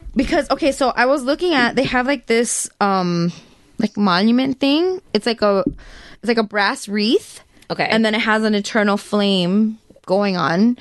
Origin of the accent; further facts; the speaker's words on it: United States; we're from the United States